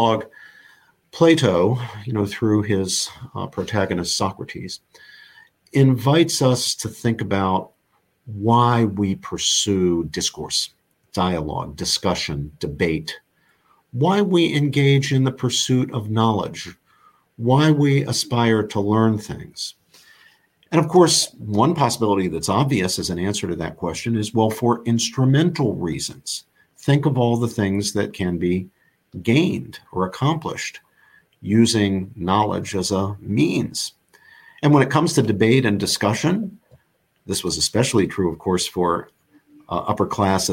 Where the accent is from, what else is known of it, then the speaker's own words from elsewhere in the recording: Morgantown, West Virginia, United States; moved away as an adult; now in Princeton, United States; the north central part of the state where I grew up in Morgantown